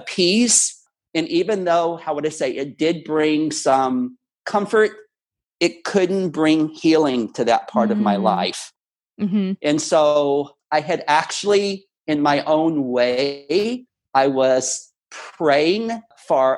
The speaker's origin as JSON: {"language": "English", "town": "Houston", "region": "Texas", "country": "United States", "tie": "born or raised there", "said": "my hometown of Houston."}